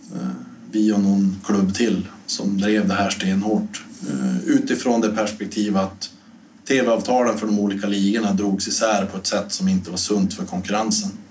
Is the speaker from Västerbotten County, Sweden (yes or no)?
yes; Storuman, Västerbotten County, Sweden; moved away; hemma i Storuman